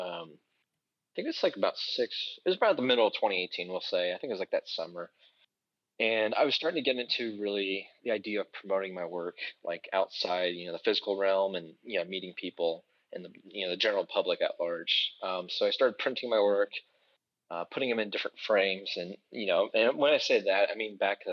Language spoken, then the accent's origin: English; Beavercreek, Ohio, United States; my hometown, Beaver Creek, here in Ohio